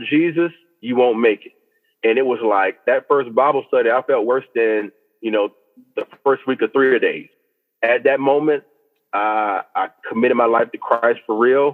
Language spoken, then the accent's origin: English; Orangeburg, South Carolina, United States; I was born and raised in Orangeburg, South Carolina